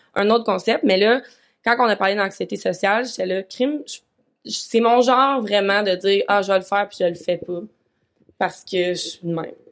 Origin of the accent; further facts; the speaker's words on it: Vaudreuil-Dorion, Quebec, Canada; also born or lived in Montreal; now in Sherbrooke, Canada; je suis retournée dans ma vie natale à Vaudreuil pendant comme six mois